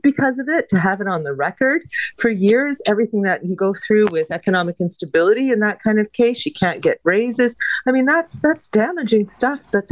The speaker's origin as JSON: {"language": "English", "town": "Hamilton", "region": "Ontario", "country": "Canada", "said": "I'm from Hamilton"}